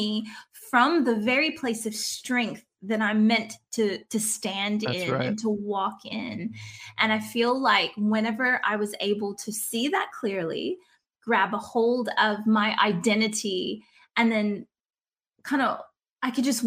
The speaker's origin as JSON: {"language": "English", "region": "South Louisiana", "country": "United States", "moved": "as an adult", "lives_now": "Australia", "said": "I am originally from South Louisiana. My dad talks like the swamp people. I don't talk like"}